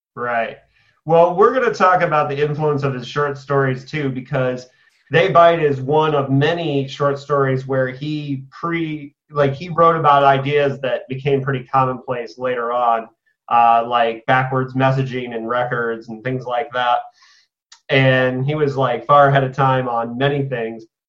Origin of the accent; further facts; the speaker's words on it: Indiana, United States; my home state of Indiana